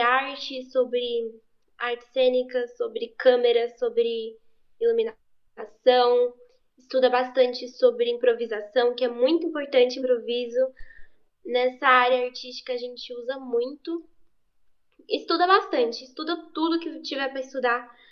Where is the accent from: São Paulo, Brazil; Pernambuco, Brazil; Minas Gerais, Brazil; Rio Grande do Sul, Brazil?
São Paulo, Brazil; Eu nasci em São Paulo, SP, capital. Sempre fui de São Paulo, eu sou paulista.